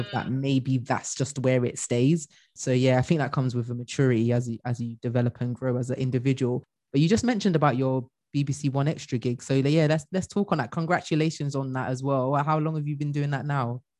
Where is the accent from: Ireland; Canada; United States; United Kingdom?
United Kingdom; Bristol, South West England; i'm originally from mm. bristol like bristol